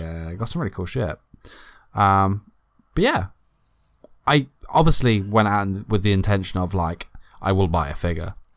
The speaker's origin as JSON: {"language": "English", "country": "United Kingdom", "accent": "British", "said": "I'm British."}